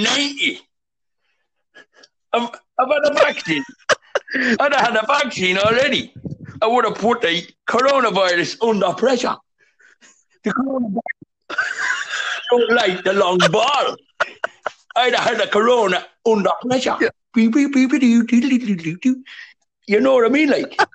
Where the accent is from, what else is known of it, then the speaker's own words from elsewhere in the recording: Dún Laoghaire, County Dublin, Ireland; I'm from Dunleary, and I just got to tell you